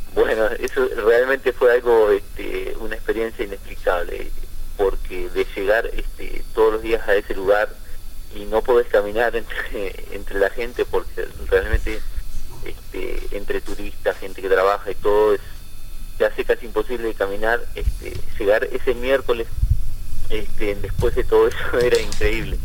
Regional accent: Concordia, Entre Ríos, Argentina; moved away as an adult; now in New York, United States; como todo argentino

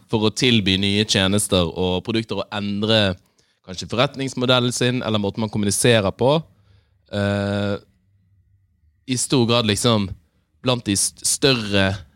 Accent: Bergen, Vestland, Norway; now in Oslo, Norway; Da jeg var hjemme i Bergen

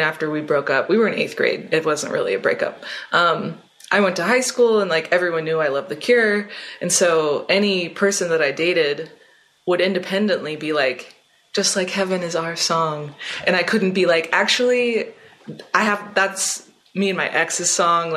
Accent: Richmond, Virginia, United States; moved away as an adult; now in Philadelphia, United States; I live in Philly, but I'm from Richmond, Virginia.

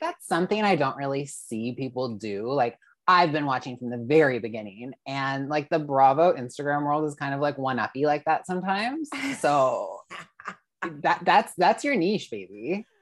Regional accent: Canada; I'm Canadian

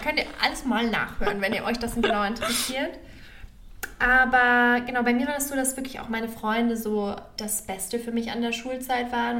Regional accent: Germany; ich habe jetzt persönlich nicht so eine Verbundenheit zu meinem Heimatland, also zu Deutschland

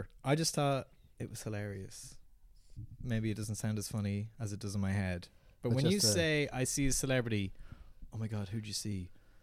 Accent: Newbridge, County Kildare, Ireland; I grew up in Newbridge in Kildare

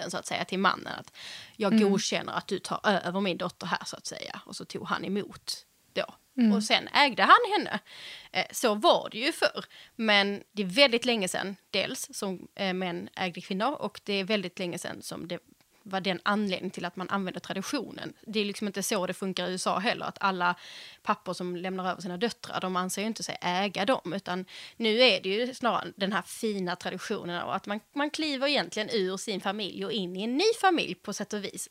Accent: Skåne, Sweden; moved away as an adult; also born or lived in Stockholm; jag är från Skåne

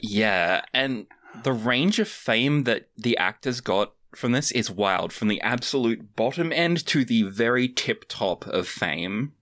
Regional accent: Australia; as an Australian

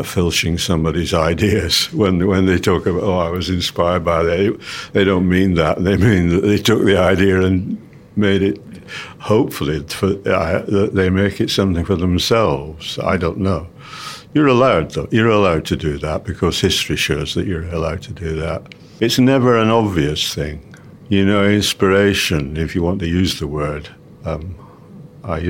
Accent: England, United Kingdom; I'm an English composer

